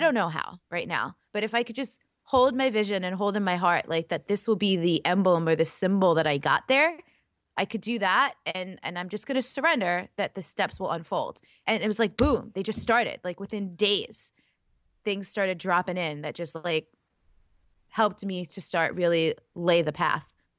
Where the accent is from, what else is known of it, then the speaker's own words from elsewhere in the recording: New York, United States; moved away as an adult; also born or lived in Laguna Beach, California; lifelong East Coaster. I'm from New York. I lived up and down the East Coast my whole life